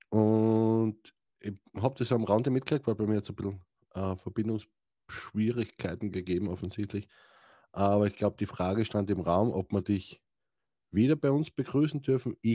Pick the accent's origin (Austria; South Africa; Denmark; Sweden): Austria; Styria; Oder ich bin ein Steirer, was interessiert mich Deutsch?